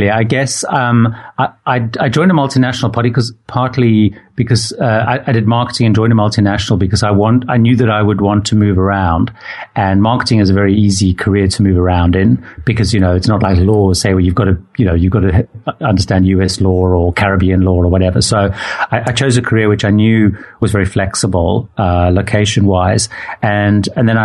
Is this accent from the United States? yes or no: no; Zimbabwe; originally I grew up in Zimbabwe